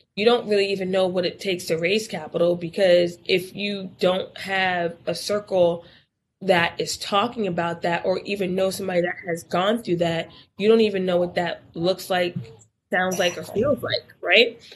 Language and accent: English; Newburgh, New York, United States; moved away as an adult; also born or lived in Miami, Florida; I'm originally from Newburgh, New York, which if you wanted to be something or do something, you had to leave Newburgh